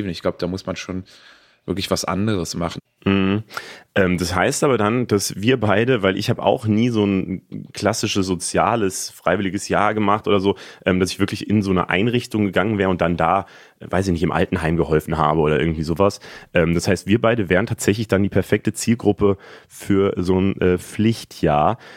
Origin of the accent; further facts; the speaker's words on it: Berlin, Germany; wenn ich jetzt als Berliner dorthin müsste